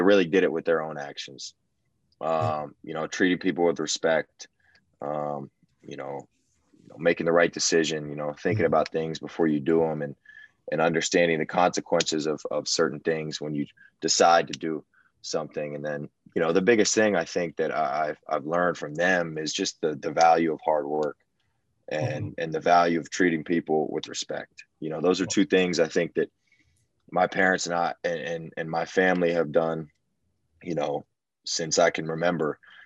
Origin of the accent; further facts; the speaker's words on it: Houston, Texas, United States; I'm born and raised in Houston